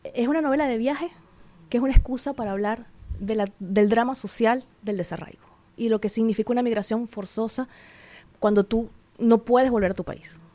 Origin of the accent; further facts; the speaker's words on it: Venezuela; moved away as an adult; also born or lived in Peru; now in Dominican Republic; Yo también salí en el 2017 de Venezuela